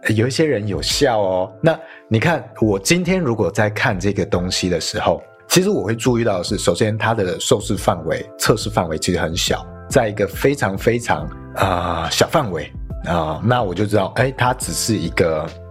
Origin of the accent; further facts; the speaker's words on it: northern Taiwan, Taiwan; 像我是北部人，我想象的卤肉饭就是很多碎肉